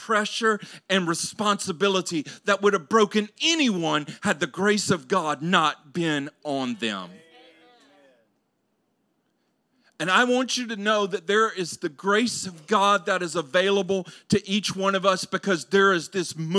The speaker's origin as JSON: {"language": "English", "region": "Louisiana", "country": "United States", "tie": "born or raised there", "said": "I grew up in Louisiana"}